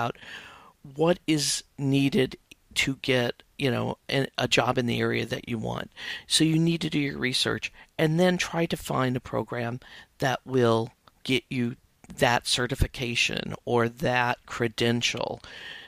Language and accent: English; outside of Chicago, Illinois, United States; I grew up outside of Chicago, went to school in Chicago, and got my first writing job there